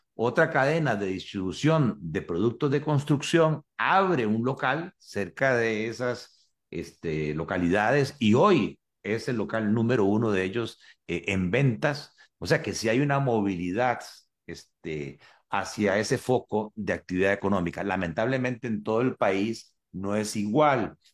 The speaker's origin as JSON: {"language": "Spanish", "country": "Costa Rica"}